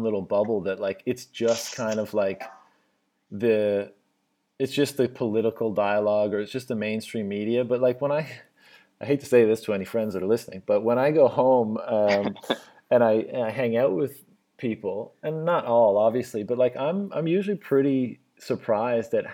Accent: Newfoundland and Labrador, Canada; moved away as an adult; also born or lived in Shanghai, China / Beijing, China; I'm from Newfoundland, Canada

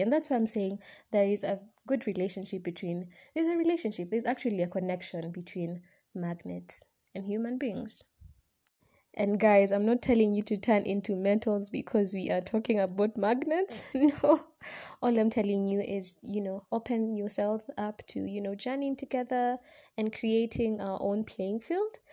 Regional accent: Kenya; I'm a Kenyan student

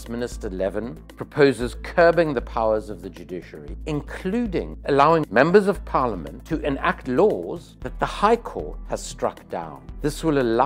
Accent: South Africa; as a South African committed to non-racism in the country of apartheid, I became very involved with the ANC from quite a young age

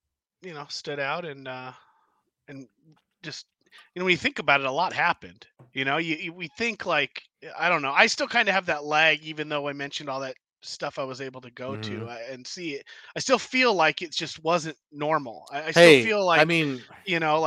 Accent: California, United States; being a Californian

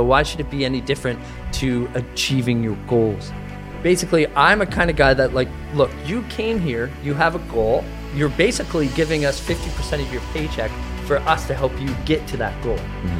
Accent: Canada; And you know, just because I'm from Canada doesn't mean that I'm French, eh?

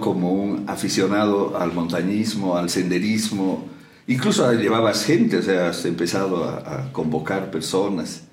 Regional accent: La Paz, Bolivia; como paseños y como bolivianos

